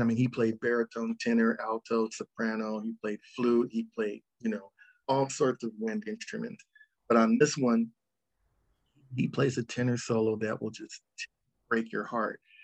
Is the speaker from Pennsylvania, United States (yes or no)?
no; Los Angeles, California, United States; also born or lived in Ann Arbor, Michigan / Rialto, California; I was born in Ann Arbor, Michigan, and then we moved to Rialto, California when I was three. And then we moved